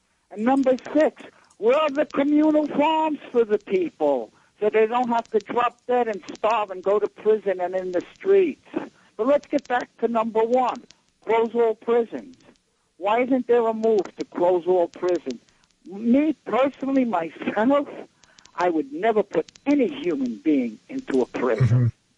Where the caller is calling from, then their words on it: New York City, New York, United States; I'm calling from Brighton Beach, Brooklyn.